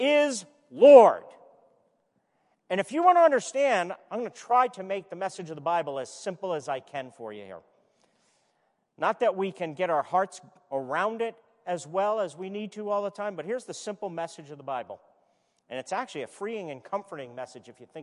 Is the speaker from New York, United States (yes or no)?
yes; New York City, New York, United States; I was born in Brooklyn